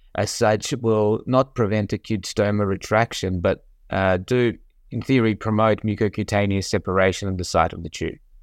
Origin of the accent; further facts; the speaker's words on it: Australia; moved away as an adult; also born or lived in Melbourne, Australia / United States; I grew up in Australia and completed my surgical residency in Melbourne